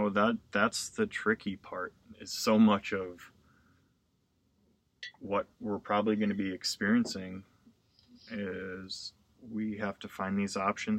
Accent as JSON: {"language": "English", "region": "Wisconsin", "country": "United States", "moved": "yes", "said": "I'm from Wisconsin"}